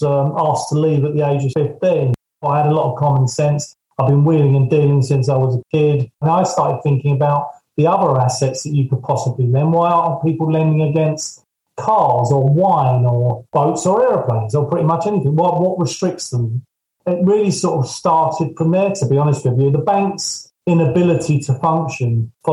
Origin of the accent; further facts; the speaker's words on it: Surrey, South East England, United Kingdom; I'm from Surrey